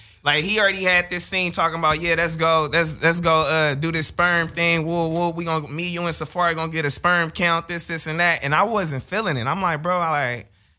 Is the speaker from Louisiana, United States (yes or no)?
no; Inglewood, California, United States; I'm from Inglewood, California. That makes sense. I'm a real life blood out here.